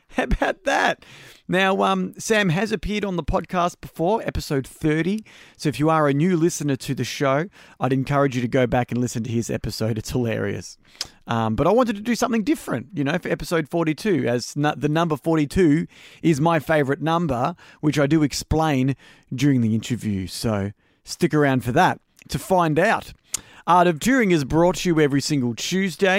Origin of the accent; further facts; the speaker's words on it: Melbourne, Victoria, Australia; also born or lived in Greensborough, Melbourne / Epping, Melbourne; I did grow up in Melbourne.